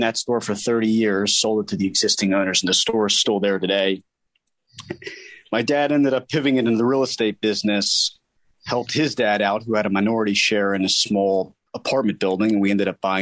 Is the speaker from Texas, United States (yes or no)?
no; Newtown Square, Pennsylvania, United States; originally from Newtown Square, Pennsylvania